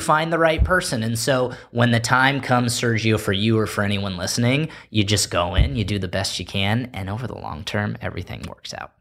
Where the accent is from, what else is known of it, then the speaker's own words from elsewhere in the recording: Palos Verdes, California, United States; the advantages that I got growing up in Palos Verdes